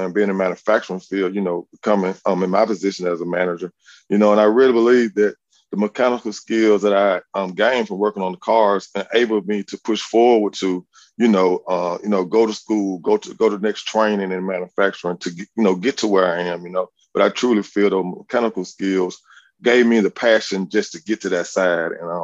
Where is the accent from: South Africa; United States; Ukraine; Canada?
United States; Montgomery, Alabama; I'm actually from Montgomery. I graduated from Lee High School